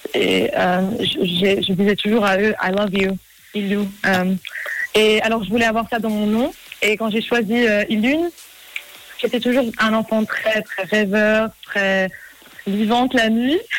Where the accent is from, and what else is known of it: Zurich, Switzerland; born or raised there; also born or lived in New York, United States